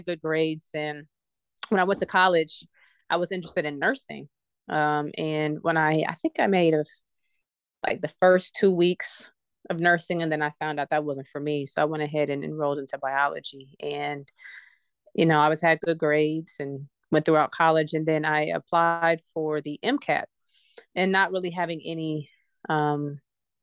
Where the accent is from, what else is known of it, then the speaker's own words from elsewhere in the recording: Cincinnati, Ohio, United States; now in Huntsville, United States; I'm originally from Cincinnati, Ohio, and I currently live in Huntsville, Alabama.